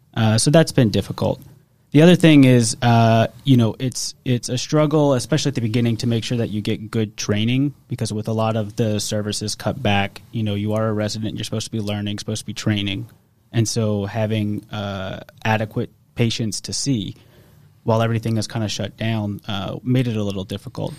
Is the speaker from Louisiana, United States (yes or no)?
yes; Metairie, Louisiana, United States; also born or lived in Kenner, Louisiana; I'm from New Orleans, from from Kenner and Metairie actually. Uh, I live in Metairie now.